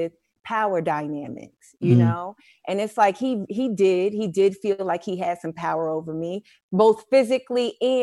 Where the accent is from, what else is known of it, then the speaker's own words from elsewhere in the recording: New York City, New York, United States; also born or lived in Brooklyn; I was born in Brooklyn. I grew up in Harlem.